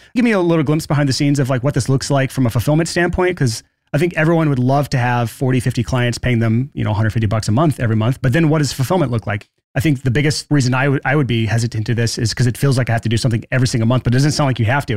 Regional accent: Alabama, United States; I'm from Alabama

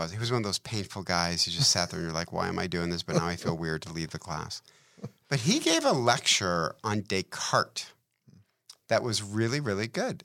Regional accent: Detroit, Michigan, United States; I'm from Detroit

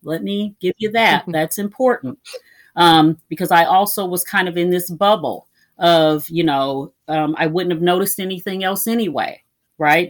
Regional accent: Minnesota, United States; also born or lived in Iowa; now in Kansas City, United States; I'm originally from Iowa and finished growing up in Minnesota

